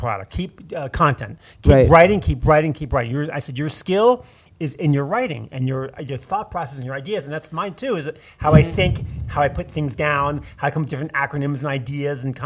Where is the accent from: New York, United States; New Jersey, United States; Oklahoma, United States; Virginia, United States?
Virginia, United States; Alexandria; when I was little, we grew up in Alexandria, Virginia